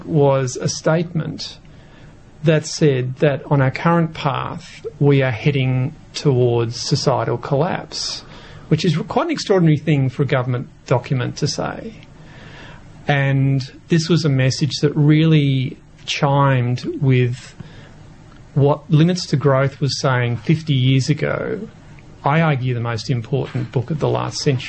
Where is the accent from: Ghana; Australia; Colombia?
Australia; Victoria; I grew up in Victoria